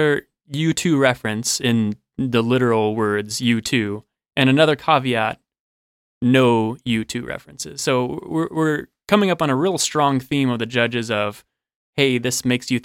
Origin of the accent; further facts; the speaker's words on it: Kansas, United States; I am from Kansas